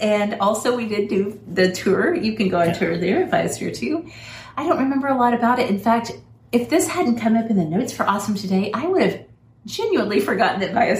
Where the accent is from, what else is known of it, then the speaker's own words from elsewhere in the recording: United States; as an American